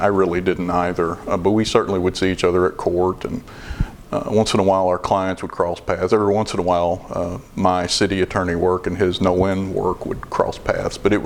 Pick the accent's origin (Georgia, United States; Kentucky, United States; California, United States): Kentucky, United States; Louisville; moved away as an adult; also born or lived in Brandenburg, Kentucky / Radcliff, Kentucky; now in Elizabethtown, United States; I was born in Louisville, and that's where I was raised.